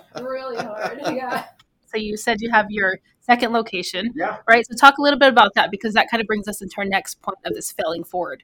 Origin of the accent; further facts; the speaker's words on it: Texas, United States; now in Helena, United States; I'm from Texas